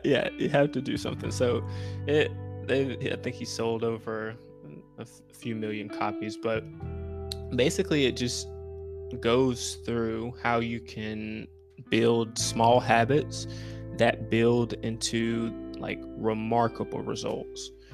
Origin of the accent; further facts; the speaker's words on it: Winston-Salem, North Carolina, United States; I'm from Winston-Salem, North Carolina